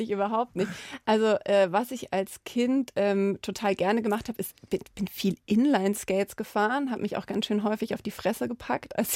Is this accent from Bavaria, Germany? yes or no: yes; Landsberg am Lech, Bavaria, Germany; Ja, ich habe natürlich einen ganz engen Bezug, weil es mich die Stadt sehr geprägt hat.